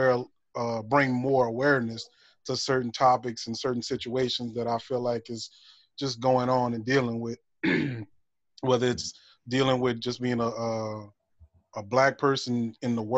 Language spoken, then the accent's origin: English; Lutcher, Louisiana, United States; also born or lived in Lafayette, Louisiana; I was the only one that actually claimed Lutcher